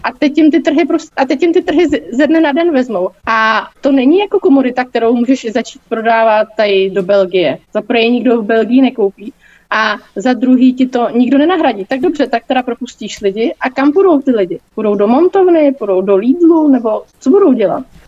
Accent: Czechia; jako Češi a jako české firmy

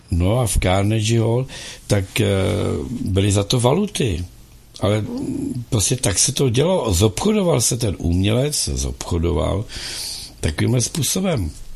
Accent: Czechia; my, jako Češi

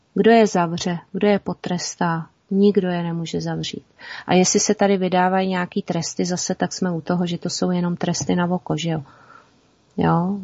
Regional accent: Czechia; jsme my Češi

